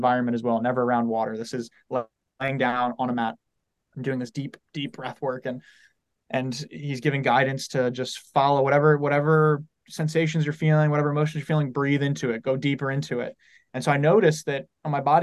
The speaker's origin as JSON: {"language": "English", "town": "San Diego", "region": "California", "country": "United States", "said": "I'm from San Diego"}